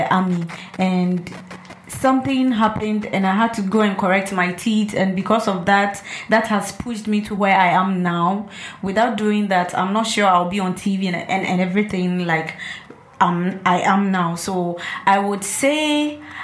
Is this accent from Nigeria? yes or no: no; Volta, Ghana; I'm from the Volta region